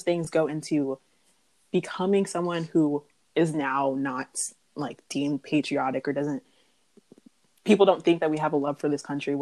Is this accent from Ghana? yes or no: yes; Ghana; now in Florida, United States; as an immigrant, like I'm from Ghana